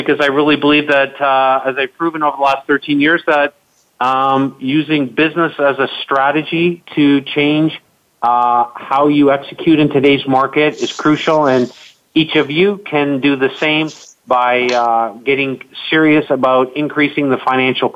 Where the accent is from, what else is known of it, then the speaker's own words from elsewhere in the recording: Canada; I'm Canadian